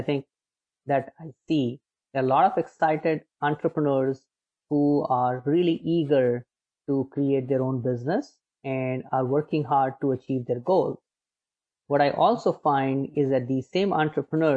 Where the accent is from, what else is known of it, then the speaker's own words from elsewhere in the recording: Agra, Uttar Pradesh, India; moved away as an adult; now in United States; I was born in India. I was born in a city called Agra, which is famous for Taj Mahal